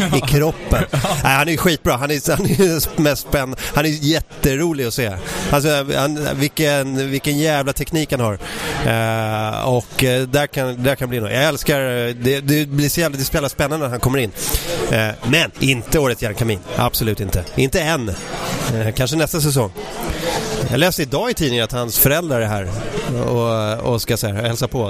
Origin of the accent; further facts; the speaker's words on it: Ösmo, Stockholm County, Sweden; jag växte upp i Ösmo, om man tar pendeltåget söderut mot Nynäs så, så finns en station där som heter Ösmo